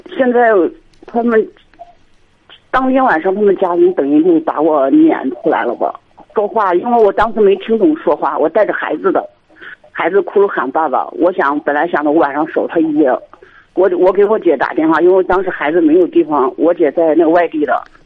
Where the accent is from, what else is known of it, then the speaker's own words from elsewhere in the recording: Henan, China; 我是河南这边的